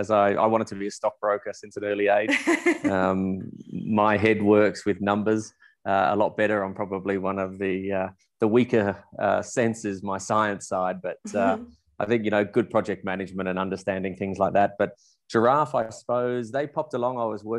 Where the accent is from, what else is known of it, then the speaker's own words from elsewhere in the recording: Melbourne, Victoria, Australia; moved away as an adult; also born or lived in South Africa; now in Windhoek, Namibia; I'm a Melbourne from Australia, born and bred, grew up there, always wanted to be an Australian rules footballer for my life.